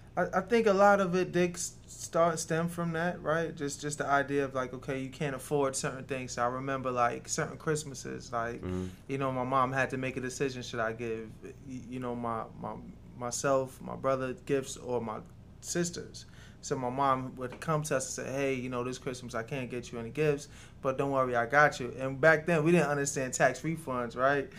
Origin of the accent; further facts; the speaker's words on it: New York City, New York, United States; also born or lived in Jamaica; now in Georgia, United States; Originally, I'm from uh, Jamaica, but I grew up in New York City. Yeah, I spent most of my years in New York City